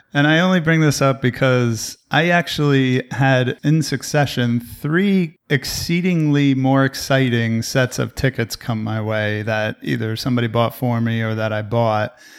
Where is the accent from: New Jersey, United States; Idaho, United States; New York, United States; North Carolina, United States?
New Jersey, United States; now in Texas, United States; I'm from the East Coast, so if I still lived in New Jersey, I could actually drive there, but now I live in Texas